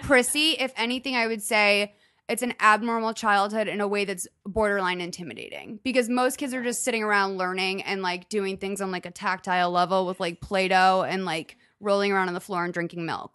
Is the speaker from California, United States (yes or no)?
no; Lexington, Massachusetts, United States; I grew up in Lexington, Massachusetts